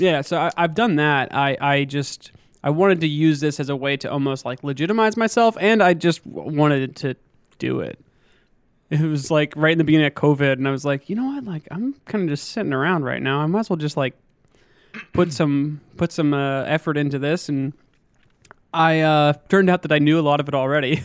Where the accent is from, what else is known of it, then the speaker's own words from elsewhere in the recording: western Pennsylvania, United States; moved away as an adult; now in Augusta, United States; I grew up in Pennsylvania, uh, small town kid, kind of on the western side of the, of the state. Not quite Pittsburgh